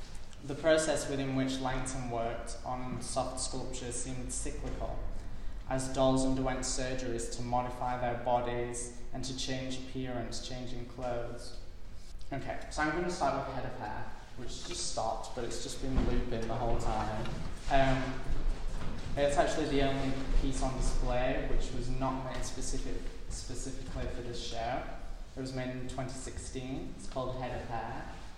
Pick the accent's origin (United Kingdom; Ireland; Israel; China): United Kingdom; So growing up in the UK, I was raised on British women in the arts